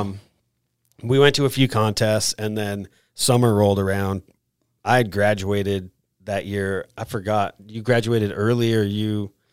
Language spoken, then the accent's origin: English; Vermont, United States; I grew up in Vermont and lived close to Sugar Bush, which is a ski resort there in Vermont